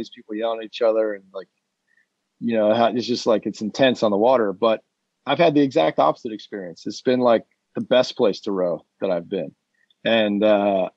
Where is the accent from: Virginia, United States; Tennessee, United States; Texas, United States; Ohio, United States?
Ohio, United States; moved away; got a job working somewhere in Ohio, in my hometown